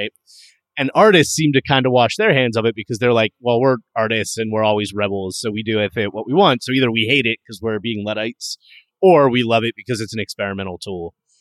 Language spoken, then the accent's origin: English; Pittsburgh, Pennsylvania, United States; moved away as an adult; also born or lived in State College, Pennsylvania / Scranton, Pennsylvania; now in San Francisco, United States; I was born and raised near Pittsburgh